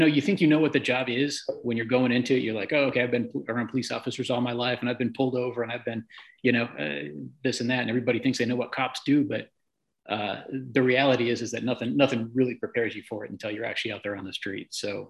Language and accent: English; Midwest, United States; now in California, United States; I grew up in the Midwest